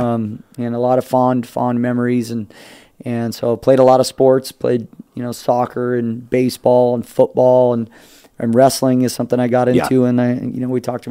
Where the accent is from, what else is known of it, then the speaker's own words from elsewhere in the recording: Temecula, California, United States; also born or lived in Lake Tahoe; now in San Diego, United States; I was born in Lake Tahoe. Randomly, kind of. Both my parents are from San Diego. And so after my parents had me when they were living in Lake Tahoe, they moved back down to Temecula. And that's where I was. That's where I grew up